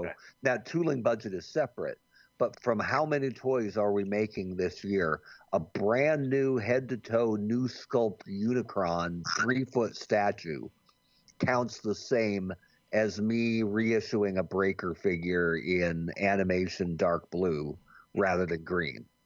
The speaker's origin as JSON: {"language": "English", "town": "Bend", "region": "Oregon", "country": "United States", "tie": "born or raised there", "also_born_or_lived": "Jamestown, New York", "said": "I grew up in Bend, Oregon"}